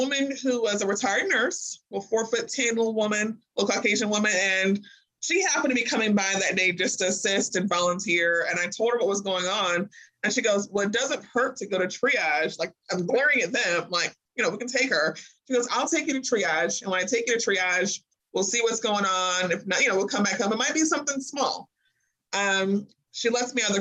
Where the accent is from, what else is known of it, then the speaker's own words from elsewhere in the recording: Springfield, Illinois, United States; moved away as an adult; now in Kentucky, United States; I'm not originally from Kentucky. I'm from Springfield, Illinois